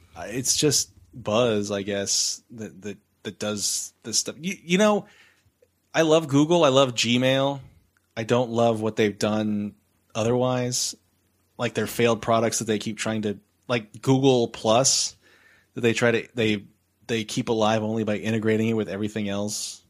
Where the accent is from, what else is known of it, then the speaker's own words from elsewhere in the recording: San Antonio, Texas, United States; I'm already from San Antonio